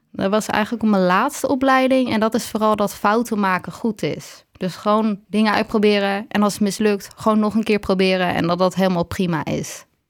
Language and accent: Dutch; Waarland, North Holland, Netherlands; moved away as an adult; now in Heerhugowaard, Netherlands; ik kom uit Waarland, maar ik woon nu in Herengewaard.